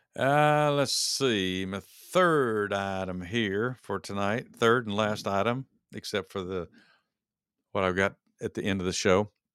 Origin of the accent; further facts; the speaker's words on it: Texas, United States; moved away; I'm from Texas originally